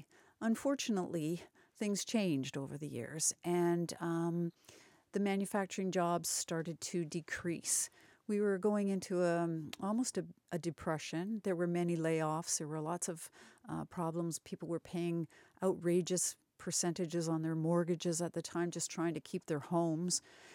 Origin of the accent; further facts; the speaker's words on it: Brantford, Ontario, Canada; now in Paris, Canada; Well, I'm a Brantfordian, although I live in Paris. I grew up in Brantford.